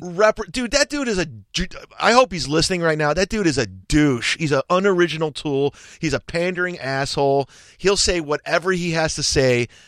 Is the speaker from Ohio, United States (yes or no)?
yes; Cleveland, Ohio, United States; it was in Cleveland, my hometown.